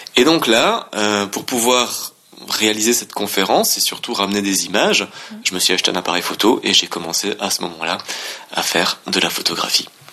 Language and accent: French; Alsace, Grand Est, France; also born or lived in Laos